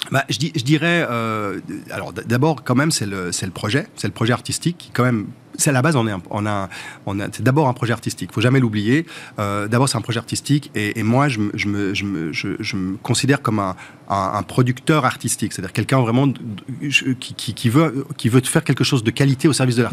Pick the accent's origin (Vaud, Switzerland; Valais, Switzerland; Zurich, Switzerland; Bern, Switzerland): Vaud, Switzerland; Montreux; moved away as an adult; now in Paris, France; C'est chez moi, moi, j'ai grandi à Montreux.